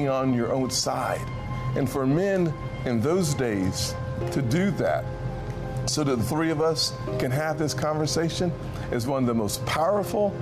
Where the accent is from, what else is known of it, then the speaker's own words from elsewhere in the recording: Charleston, South Carolina, United States; growing up here in Charleston